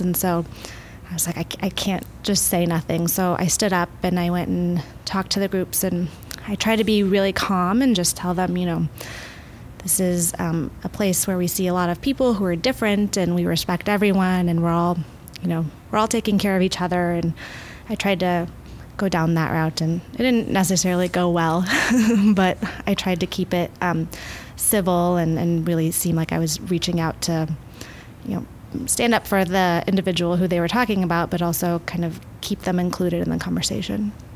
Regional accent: Midwest, United States; now in Oregon, United States; I'm from the Midwest

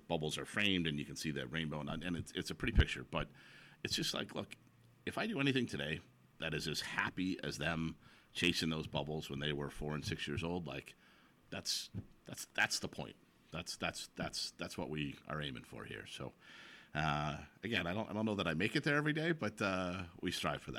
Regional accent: Chicago, Illinois, United States; now in Kirkland, United States; I grew up in Chicago

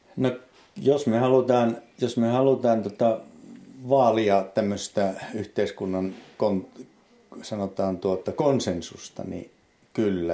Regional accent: Vaala, Kainuu, Finland; olen syntynyt Vaalassa – kasvanut Vaalassa

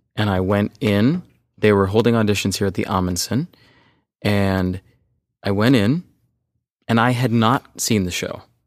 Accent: Los Angeles, California, United States; I grew up in Sherman Oaks

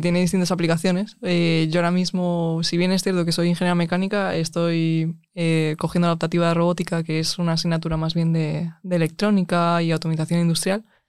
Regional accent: Alcalá de Henares, Community of Madrid, Spain; soy de Alcalá de Henares

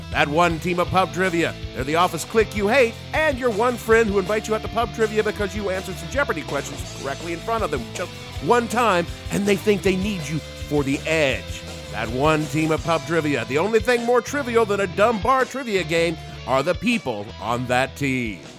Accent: Southern United States, United States; accent: southern; my southern accent was so thick when I was a kid

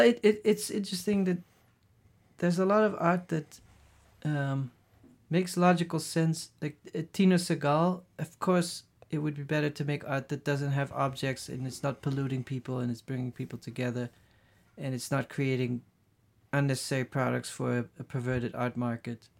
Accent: Netherlands; English is a second language; moved away as an adult; also born or lived in Brazil / Los Angeles / Paris / Berlin; growing up in the Netherlands

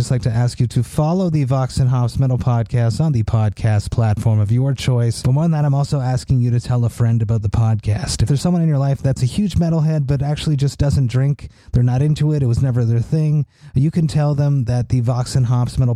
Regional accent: Montreal, Quebec, Canada; my hometown of Montreal

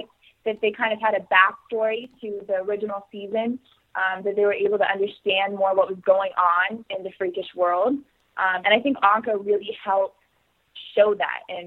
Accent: Texas, United States; I'm from Texas. So I actually grew up right next to, like, an equestrian center

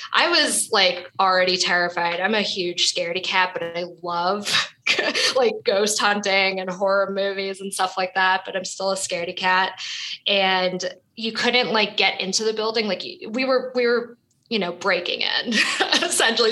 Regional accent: New York City, New York, United States; So I was born and raised in Brooklyn, New York

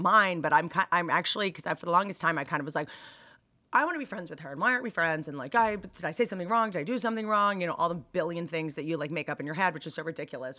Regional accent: Bethesda, Maryland, United States; I went to high school in Bethesda

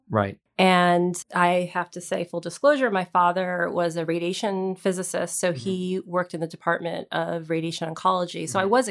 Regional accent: New York, United States; So I'm from upstate New York. I am the child of immigrants from India, and my father came here for his PhD in physics and brought my mom. And we grew up in various places

